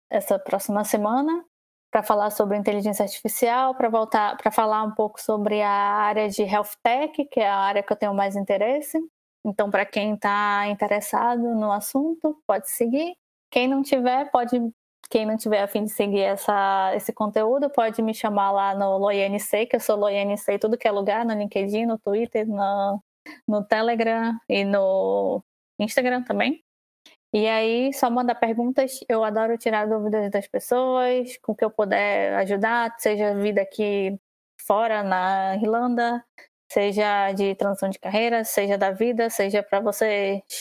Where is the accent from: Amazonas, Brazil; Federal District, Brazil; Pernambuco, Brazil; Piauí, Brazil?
Amazonas, Brazil; Manaus; espero também ansiosamente para a edição que vai ser em Manaus, lá na minha terrinha. Estão todos convidados a tomarem banho de rio quando eu estiver lá e ficar na minha casa.